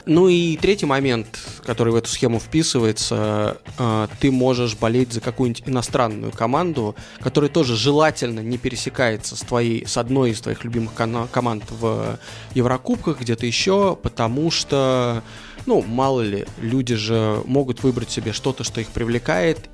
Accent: Moscow, Russia; moved away as an adult; also born or lived in London; я родился и вырос в Москве

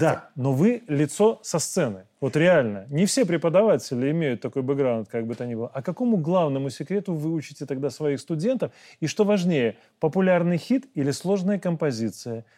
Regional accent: Belarus; мы, белорусы

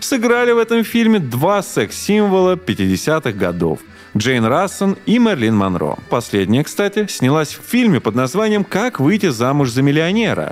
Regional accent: Krasnogorsk, Moscow Oblast, Russia; Красногорск — это мой родной город

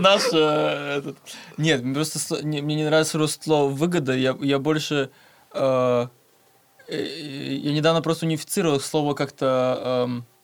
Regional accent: Berdsk, Novosibirsk Oblast, Russia; я сам типа из Берска, это Новосибирская

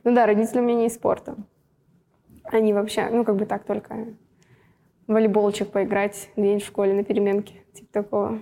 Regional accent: Russia; родилась в России

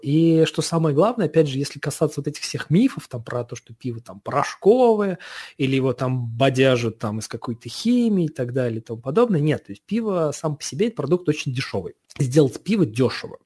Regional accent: Saratov, Saratov Oblast, Russia; moved away; в моем родном городе, э, а в, Саратов, в Саратове

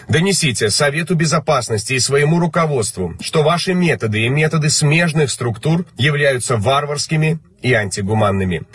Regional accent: Belarus; мы, белорусы

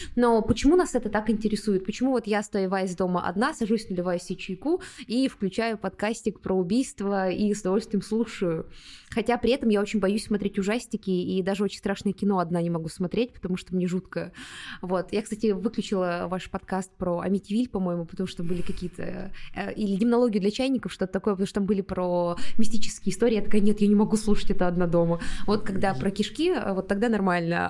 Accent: Ulan-Ude, Buryatia, Russia; moved away; в моем родном городе, в Улан-Удэ, был такой парк Орешково.

